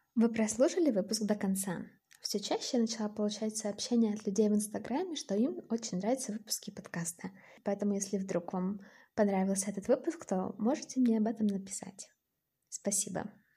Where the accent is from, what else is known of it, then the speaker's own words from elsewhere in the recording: Siberia, Russia; now in Netherlands; я из Сибири